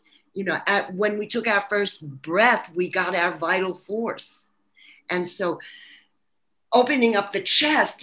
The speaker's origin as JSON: {"language": "English", "town": "New York City", "region": "New York", "country": "United States", "accent": "New York", "moved": "yes", "said": "Actually, Brooklyn, New York"}